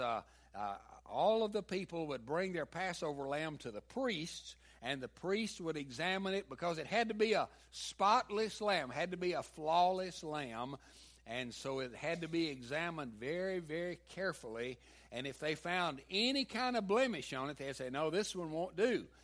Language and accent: English; the South, United States; accent: southern; my southern accent